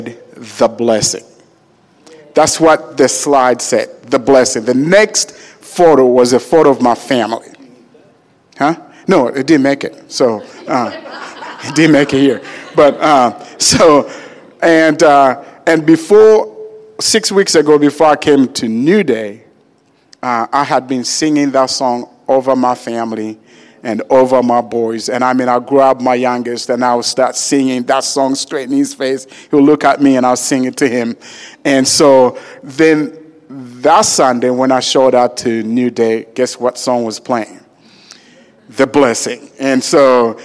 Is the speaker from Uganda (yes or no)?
yes; Uganda; now in United States; I was born in Uganda, Africa, and I am the seventh of 14 children